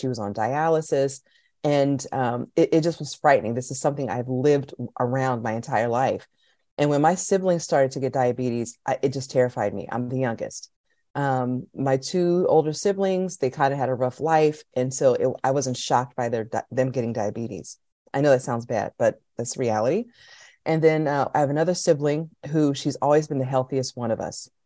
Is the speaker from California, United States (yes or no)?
no; Pennsylvania, United States; I'm from Pennsylvania, which is in Northeast America